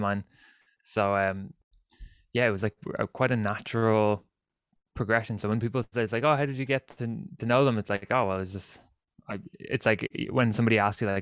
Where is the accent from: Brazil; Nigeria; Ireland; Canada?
Ireland; I'm Irish